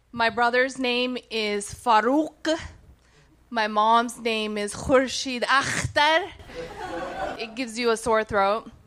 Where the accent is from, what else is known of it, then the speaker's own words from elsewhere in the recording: Pakistan; born there; I was born in Pakistan in this disputed area. It was in between Pakistan and India.